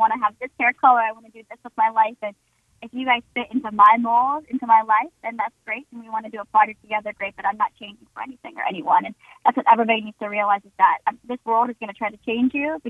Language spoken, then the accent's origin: English; North Carolina, United States; now in Nashville, United States; just being what I was raised on here in North Carolina. Like you said, it is very conservative.